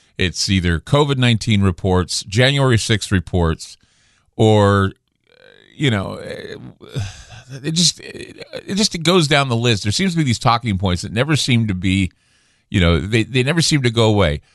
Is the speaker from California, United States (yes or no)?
no; Utah, United States; now in Portland, United States; I'm from Utah, so I'm used to the snow